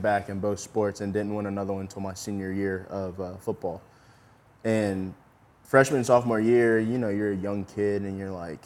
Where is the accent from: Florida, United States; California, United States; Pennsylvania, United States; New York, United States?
Florida, United States; Yulee; I'm from Yulee. I don't know if people know that. I'm from that town, the high school that Derek actually went